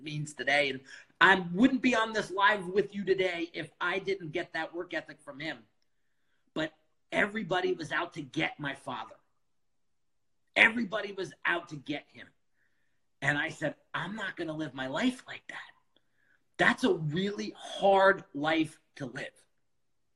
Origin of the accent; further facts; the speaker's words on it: outside of New York City, United States; I grew up outside of New York City